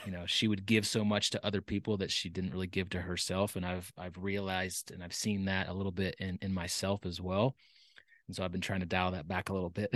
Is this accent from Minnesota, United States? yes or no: no; Dallas, Texas, United States; I was born and raised in Texas. Um, pr-, proud Texan. Um, but, uh, I, I, I was born in Dallas and, uh, grew up there